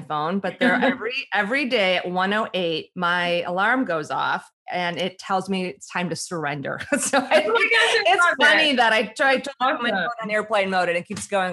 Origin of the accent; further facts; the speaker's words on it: Chicago, Illinois, United States; I grew up in the Midwest in Chicago